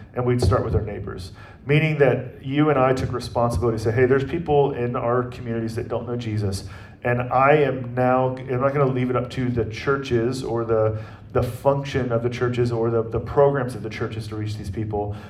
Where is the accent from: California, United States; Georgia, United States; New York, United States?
Georgia, United States; Atlanta; now in Kansas City, United States; I'm from Atlanta and how our family will be rooting for sports teams that are from Atlanta